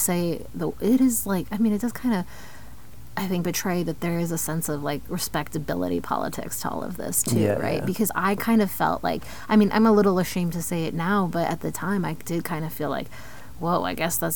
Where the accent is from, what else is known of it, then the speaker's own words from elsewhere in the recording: Columbus, Ohio, United States; now in Texas, United States; I grew up in Columbus in a pretty affluent community